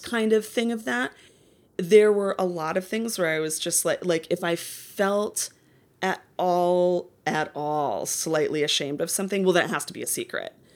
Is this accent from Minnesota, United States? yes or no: yes; Minneapolis, Minnesota, United States; now in Los Angeles, United States; I grew up in Minneapolis suburbs